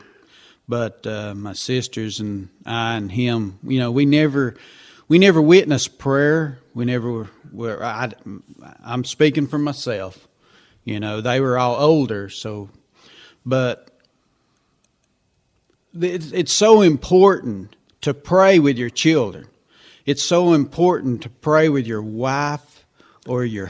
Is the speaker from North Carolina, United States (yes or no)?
yes; Haywood County, North Carolina, United States; moved away as an adult; now in Chuckey, United States; Originally both from Haywood County, North Carolina